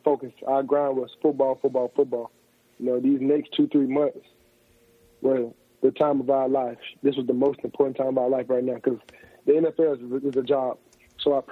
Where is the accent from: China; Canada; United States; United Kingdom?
United States; Decatur, Alabama; I'm from Decatur, Alabama, so it's about 2 hours from North Alabama.